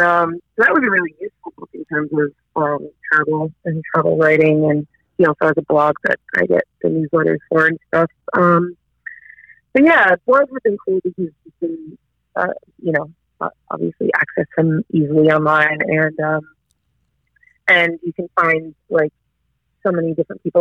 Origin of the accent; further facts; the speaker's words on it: United States; moved away as an adult; now in Australia; being like American and getting used to the Australian um, way of life